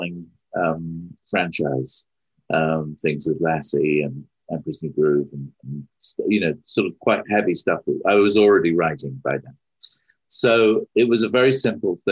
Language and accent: English; United Kingdom; moved away; I was as British as I am